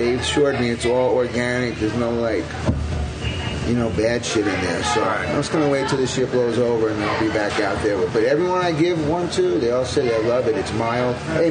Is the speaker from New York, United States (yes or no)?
yes; New York City, New York, United States; I'm born in Brooklyn. 1961. My mom, whatever, from Brooklyn. She's Russian and Polish, Jewish.